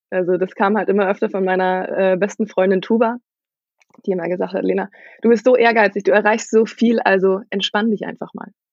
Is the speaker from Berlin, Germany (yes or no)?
no; Schleswig-Holstein, Germany; ich bin in Norddeutschland groß geworden. Und Norddeutschland ist tatsächlich eher eine Handballregion